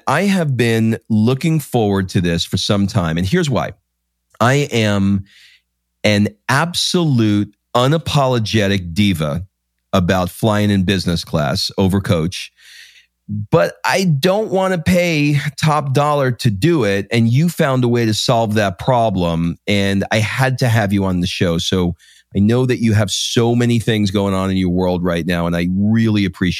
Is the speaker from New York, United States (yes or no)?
yes; New York City, New York, United States; moved away as an adult; also born or lived in Brooklyn; now in Atlanta, United States; I was born in Brooklyn. Oh, really? I grew up in Queens.